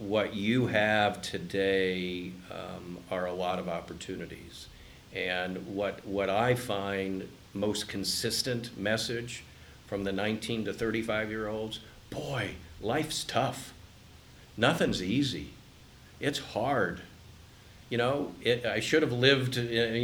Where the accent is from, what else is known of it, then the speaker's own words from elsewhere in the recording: Columbus, Ohio, United States; I grew up in Columbus when it was a cow town